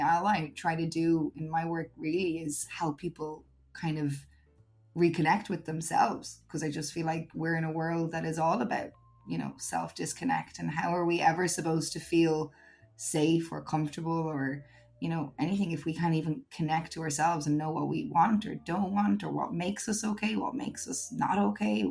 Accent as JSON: {"language": "English", "country": "Ireland", "also_born_or_lived": "Uganda", "moved": "as an adult", "lives_now": "Spain", "said": "I miss my home country"}